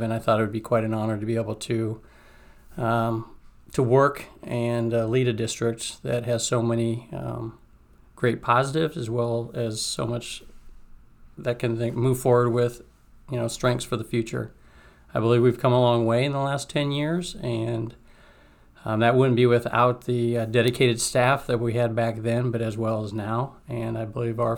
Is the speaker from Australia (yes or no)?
no; Johnston, Iowa, United States; I was originally from Johnston